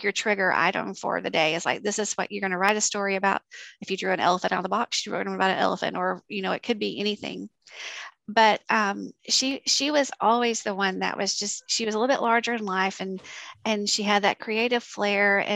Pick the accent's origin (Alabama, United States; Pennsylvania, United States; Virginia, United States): Alabama, United States; South; moved away as an adult; now in Georgia, United States; I came from South Alabama